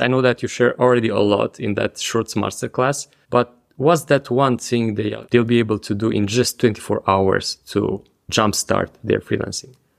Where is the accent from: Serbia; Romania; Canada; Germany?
Romania; moved away; my home country, to Romania.